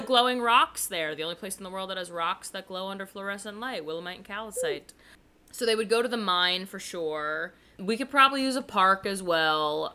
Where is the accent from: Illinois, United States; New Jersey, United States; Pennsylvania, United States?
New Jersey, United States; born or raised there